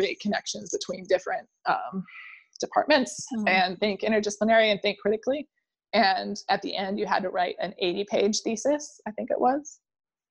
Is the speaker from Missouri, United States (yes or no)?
no; Indiana, United States; also born or lived in Chicago; I'm from Indiana